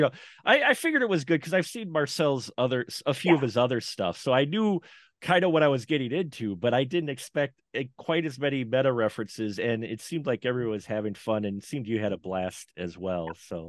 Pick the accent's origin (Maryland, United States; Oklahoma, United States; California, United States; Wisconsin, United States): Wisconsin, United States; I'm from Wisconsin. I'm in the middle of Wisconsin here.